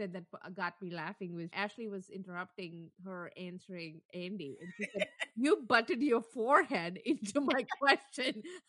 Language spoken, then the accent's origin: English; South India, India; So I am a South Indian, so I'm darker than North Indian. So when I was growing up, I grew up in the North for a bit.